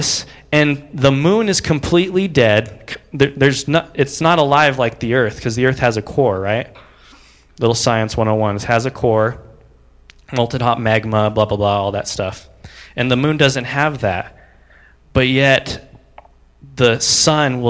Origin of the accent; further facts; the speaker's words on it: United States; I'm an American